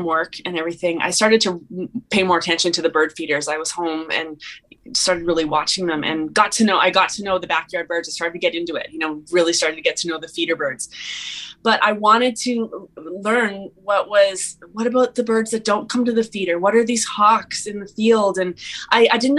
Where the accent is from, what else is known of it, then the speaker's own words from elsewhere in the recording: Calgary, Alberta, Canada; moved away as an adult; also born or lived in Ottawa, Ontario; I am from Calgary, Alberta, but I spent the last 20 years in Ottawa, Ontario